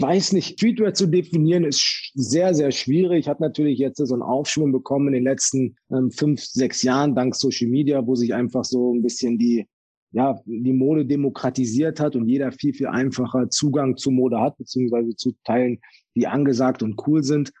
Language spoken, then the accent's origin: German; Germany; ich bin in, in Deutschland aufgewachsen